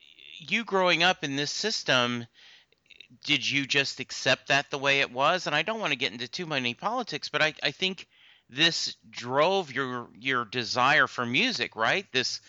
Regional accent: the South, United States; also born or lived in Louisiana; You know, I grew up in the South. My dad was in the Army. We moved around a lot.

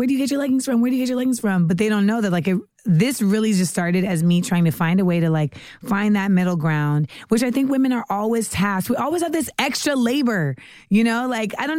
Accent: United States; moved away; also born or lived in Los Angeles, California / Orlando, Florida / New York / Caribbean (West Indian ancestry); I grew up in LA and Orlando, but I think I really became like the person I am now a lot in New York.

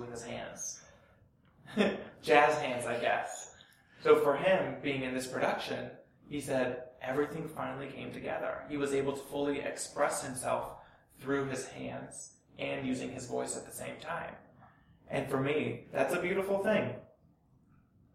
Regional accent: Southern California, United States; I grew up in Southern California, and fortunately, I had Deaf West in my backyard.

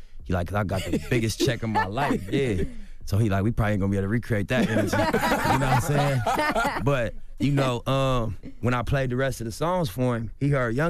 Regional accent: Los Angeles, California, United States; Just like, what's up … You know what I mean? I'm from L.A., bro, I'm from Rolling 60s.

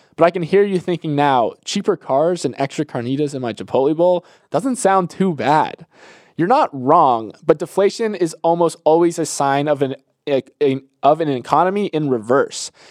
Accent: Florida, United States; I'm from Florida

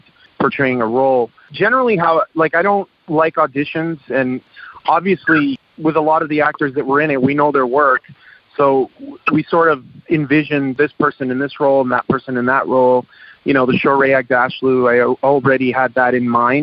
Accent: Toronto, Ontario, Canada; I was born in Canada, and growing up, I got beat up for being different

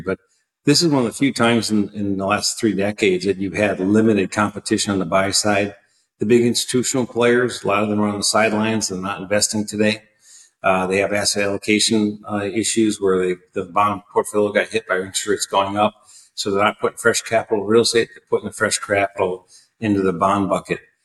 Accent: Wisconsin, United States; also born or lived in San Francisco, California; back in Milwaukee, Wisconsin, which is my hometown state

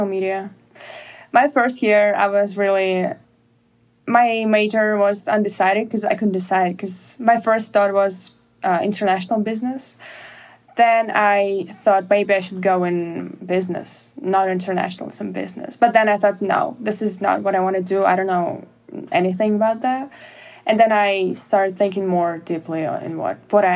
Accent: Russia; moved away as an adult; growing up in Russia, we don't have softball, lacrosse, even football

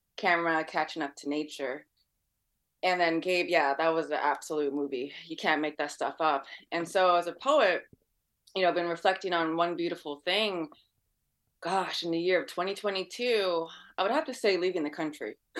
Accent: San Francisco, California, United States; I'm born and raised in San Francisco

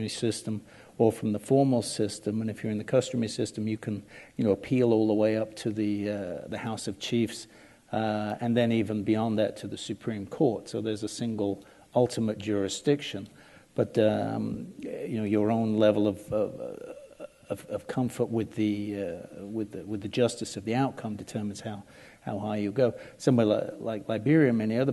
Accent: England, United Kingdom; now in United States; as an Englishman

